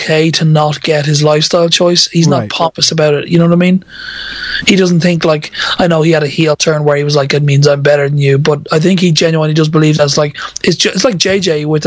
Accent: Ireland; I'm Irish, so it's kind of a social thing where you grow up most definitely living in that, you know, environment where all social interaction occurs around a pub or an off-license.

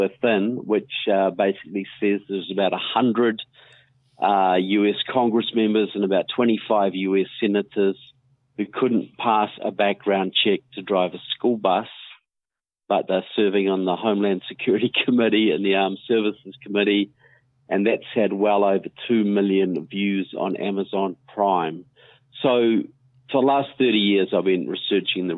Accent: New Zealand; now in United States; I'm from New Zealand, but I've been coming to the United States for many years now. I live here.

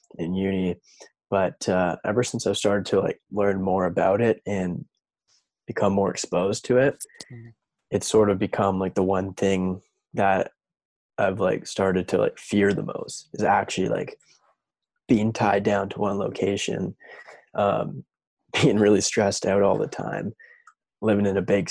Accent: Vernon, British Columbia, Canada; moved away as an adult; now in Whistler, Canada; I'm from Vernon.

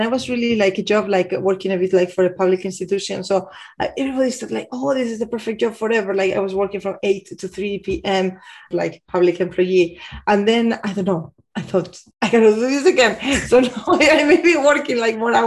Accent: Bilbao, Basque Country, Spain; moved away as an adult; also born or lived in Amsterdam, Netherlands / Barcelona, Spain / Madrid, Spain; now in Munich, Germany; working in the beginning in Bilbao, in my hometown in Spain.

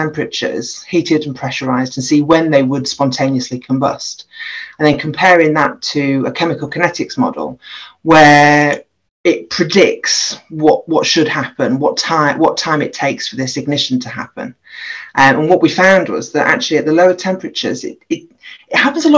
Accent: Grimsby, Yorkshire and the Humber, United Kingdom; moved away as an adult; also born or lived in Aberystwyth / Loughborough; was born and bred in Grimsby, so I'm a girl from Grimsby

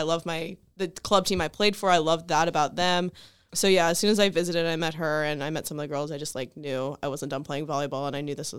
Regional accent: Pennsylvania, United States; I was from Pennsylvania. I am from Pennsylvania

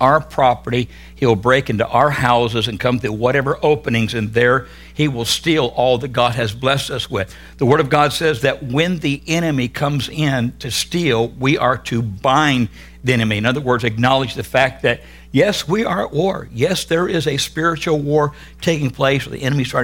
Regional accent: California, United States; I am from California

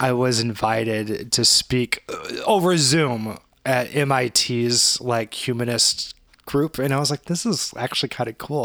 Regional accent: St. Louis, Missouri, United States; we grew up in St. Louis and we still live here

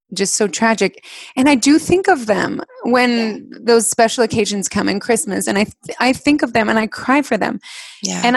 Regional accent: Alpine, United States; we grew up in Alpine and it is wildly windy

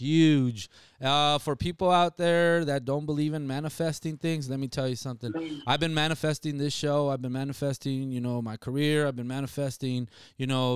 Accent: Nogales, Arizona, United States; my hometown, from Nogales

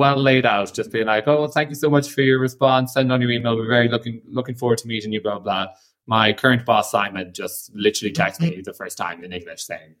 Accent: Ireland; moved away as an adult; now in Florence, Italy; I'm an Irish bartender of nearly 9 years experience at the time.

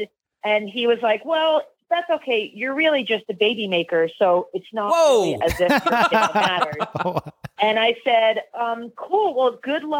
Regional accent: New York, United States; I grew up in New York

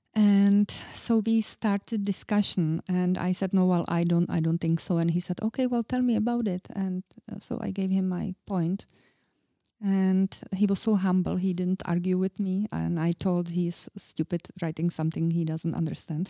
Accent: Czechia; I was very young, I was from Czech Republic

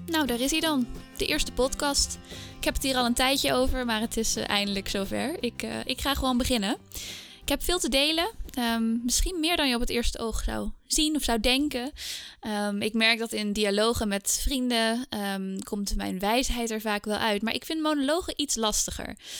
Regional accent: Scheemda, Groningen, Netherlands; moved away as an adult; also born or lived in Heiligerlee / Indonesia; now in Amsterdam, Netherlands; Ik ben eigenlijk geboren en getogen in Scheemda. Dat is een dorpje in Oost-Groningen.

